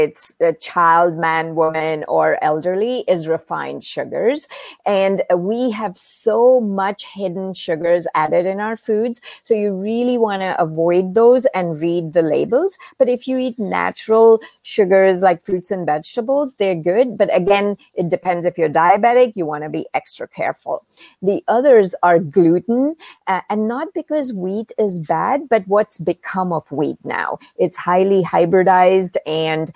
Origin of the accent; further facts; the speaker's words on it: India; moved away; growing up in India, I was exposed to Eastern medicine and Ayurveda